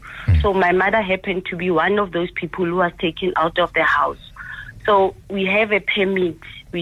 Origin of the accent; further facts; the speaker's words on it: Soweto, Gauteng, South Africa; also born or lived in Protea Glen; I was born in Soweto, and we had a house there during that time of apartheid.